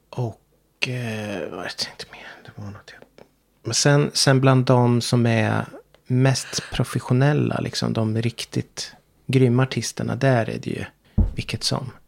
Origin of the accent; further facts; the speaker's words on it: Sweden; min plikt som svensk